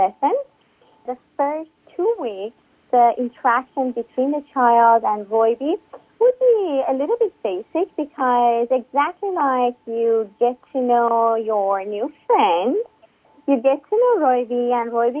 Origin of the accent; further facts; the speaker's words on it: Iran; English is a second language; moved away as an adult; now in United States; I grew up in Iran, moved to the U.S. about 13 years ago.